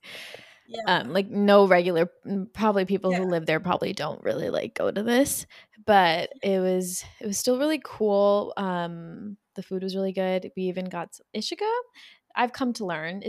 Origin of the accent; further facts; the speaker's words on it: India; We're from India.